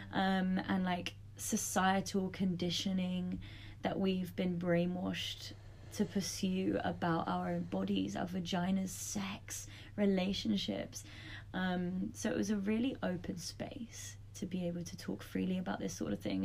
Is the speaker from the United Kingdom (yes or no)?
yes; London, United Kingdom; moved away as an adult; now in Australia; I grew up in London